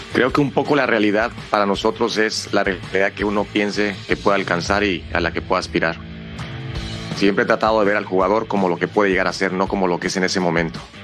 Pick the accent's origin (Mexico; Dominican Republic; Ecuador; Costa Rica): Mexico; al final somos mexicanos